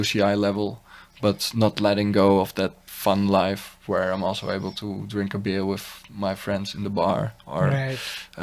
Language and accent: English; Netherlands; moved away as an adult; also born or lived in Cape Town, South Africa; now in India; I grew up in the Netherlands